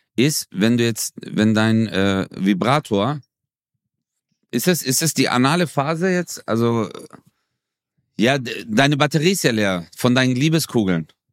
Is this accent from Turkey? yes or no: yes; Turkey; bei uns in der Türkei